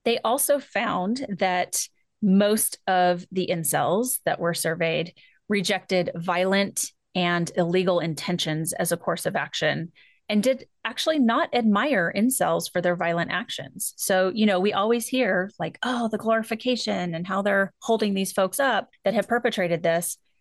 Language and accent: English; California, United States; I'm from California.